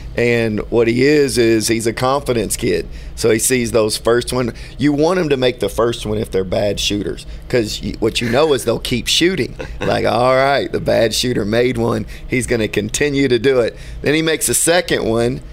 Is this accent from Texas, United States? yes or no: yes; Houston, Texas, United States; Being from Houston